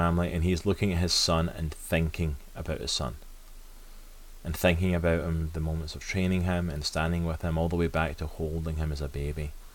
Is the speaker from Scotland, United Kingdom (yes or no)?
yes; Scotland, United Kingdom; I am from Scotland